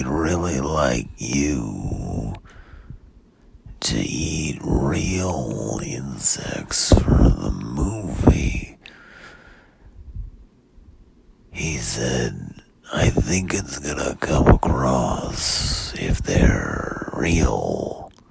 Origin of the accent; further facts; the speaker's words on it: Pomona, California, United States; I grew up in Pomona